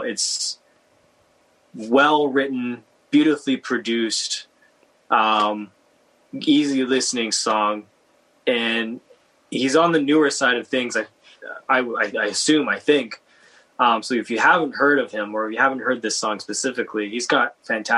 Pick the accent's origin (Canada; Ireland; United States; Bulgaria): Canada; Vancouver, British Columbia; me growing up in Vancouver